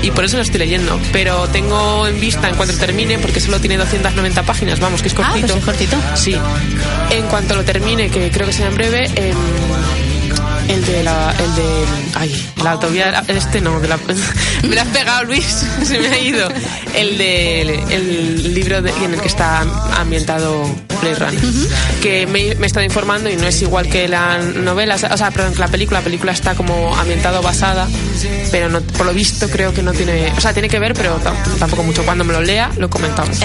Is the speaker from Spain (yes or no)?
yes; Valladolid, Castile and León, Spain; como buena vallisoletana